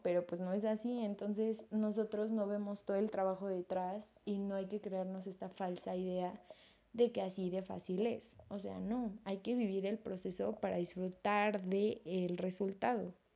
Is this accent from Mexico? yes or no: yes; Mexico; yo soy mexicana